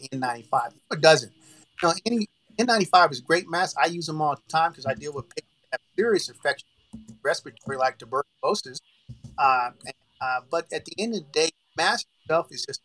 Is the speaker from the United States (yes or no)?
yes; Oakdale, Louisiana, United States; I'm from the country. I'm from Oakdale, Louisiana